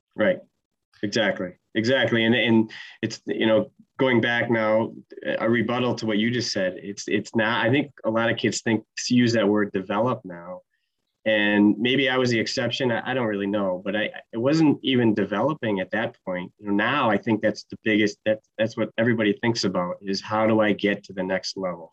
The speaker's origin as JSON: {"language": "English", "town": "Utica", "region": "New York", "country": "United States", "tie": "born or raised there", "also_born_or_lived": "Georgia", "said": "him and my mom are from upstate New York, so I think I was two when we moved back north"}